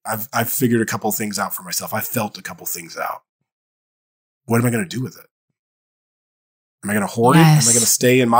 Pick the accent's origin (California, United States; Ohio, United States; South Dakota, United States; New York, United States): Ohio, United States; Dayton; I grew up in Dayton, Ohio. So I'm in Ohio.